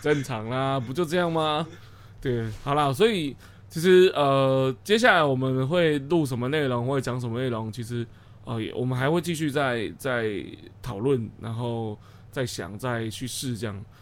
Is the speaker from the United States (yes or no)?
no; Changhua County, Taiwan; 我们是彰化人。对，我们都是彰化人，就是土生土长在地的彰化人